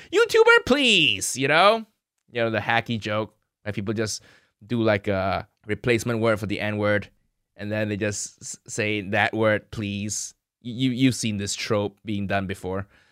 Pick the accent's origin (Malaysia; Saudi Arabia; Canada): Malaysia; Kuala Lumpur; moved away as an adult; also born or lived in Chicago, United States; now in United Kingdom; I grew up in Malaysia, food heaven